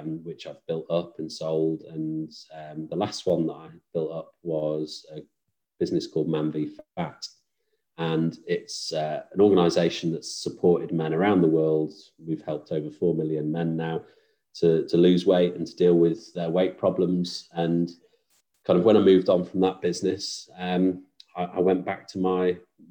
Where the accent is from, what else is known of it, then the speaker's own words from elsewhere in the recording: Stoke-on-Trent, West Midlands, United Kingdom; also born or lived in Manchester; now in Wilmslow, United Kingdom; I am originally from Stoke-on-Trent, Stafford Way, but moved up to Manchester